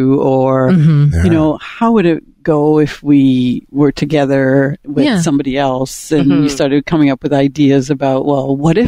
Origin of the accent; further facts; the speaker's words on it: Jamaica; now in Canada; Well, I was born in Jamaica, and my background is a mixture of Irish and Dutch.